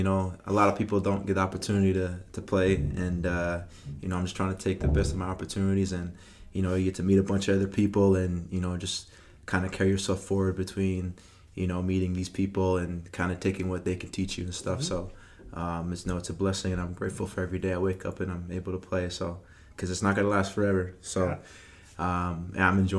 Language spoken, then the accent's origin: English; Belleville, Ontario, Canada; born there; also born or lived in Trenton / Ottawa; Yeah, so I was born in Belleville. So we lived in Belleville and then Trenton. And those were kind of my early years.